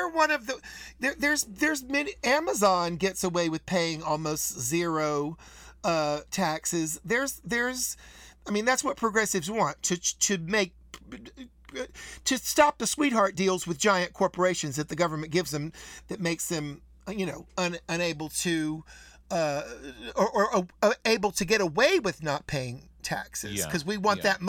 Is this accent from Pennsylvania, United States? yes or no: no; North Carolina, United States; I'm from North Carolina